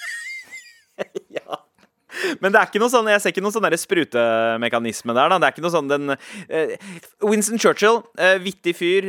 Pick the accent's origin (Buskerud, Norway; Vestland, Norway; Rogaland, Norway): Buskerud, Norway; Drammen; der jeg kommer fra, så er det veldig populært med gull. Altså Drammen